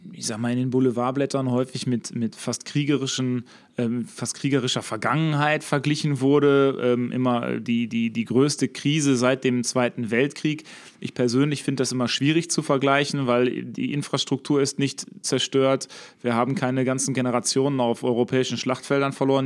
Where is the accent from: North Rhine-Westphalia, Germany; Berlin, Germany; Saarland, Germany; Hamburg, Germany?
North Rhine-Westphalia, Germany; Herne; bei uns in Herne